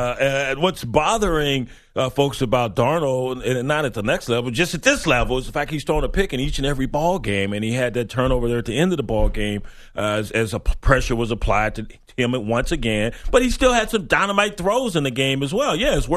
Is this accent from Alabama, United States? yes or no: no; West Texas, United States; Mrs. Bears is what I grew up with in West Texas.